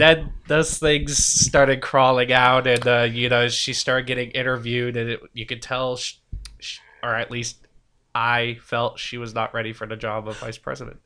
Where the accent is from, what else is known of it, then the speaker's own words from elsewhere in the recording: Milford, Massachusetts, United States; also born or lived in England; I'm from Milford, Massachusetts. Uh, been there for most of my life, at least since my formative years, uh, twelve, thirteen, about two thousand we moved there.